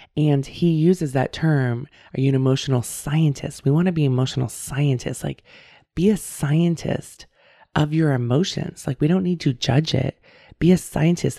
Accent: San Francisco Bay Area, California, United States; now in Davis, United States; I grew up, I was born and raised in the San Francisco Bay Area

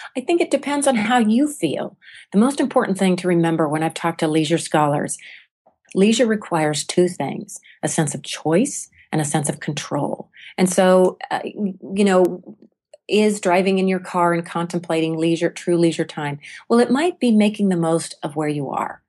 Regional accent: United States; as American and particularly as women

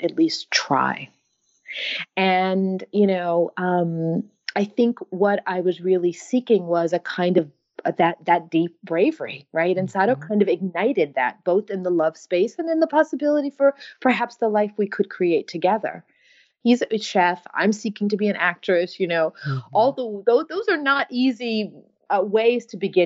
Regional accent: United States; I'm American

